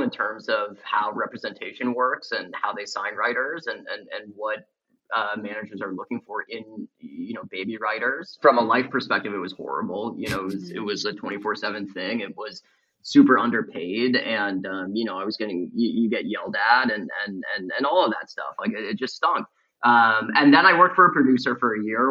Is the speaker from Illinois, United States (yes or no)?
yes; suburban Illinois, United States; I was a kid in suburban Illinois who really liked going to the movies every Friday.